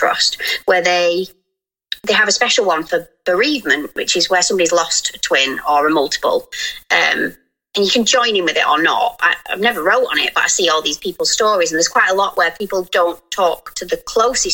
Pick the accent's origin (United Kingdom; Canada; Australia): United Kingdom; we're so British